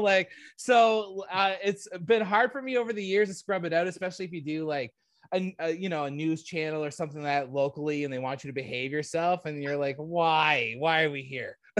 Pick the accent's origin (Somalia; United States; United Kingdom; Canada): Canada; I'm not American, I'm a Canadian